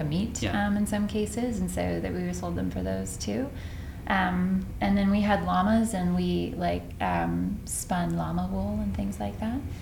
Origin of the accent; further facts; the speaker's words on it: Rendon, Texas, United States; moved away as an adult; also born or lived in Boston, Massachusetts / Ithaca, New York; now in Palo Alto, United States; I'm from Texas.